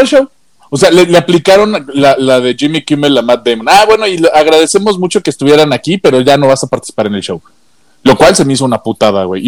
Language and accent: Spanish; Mexico; como Mexa